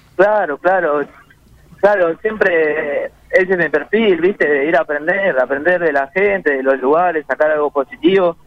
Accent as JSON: {"language": "Spanish", "town": "San Justo", "region": "Buenos Aires Province", "country": "Argentina", "said": "Yo soy de San Justo y, de La Matanza"}